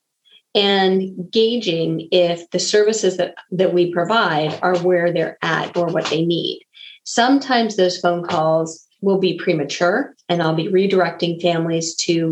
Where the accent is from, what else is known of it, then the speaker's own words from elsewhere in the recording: Bay Area, California, United States; moved away as an adult; also born or lived in Missouri; I come from the Bay Area. I had moved out to Missouri.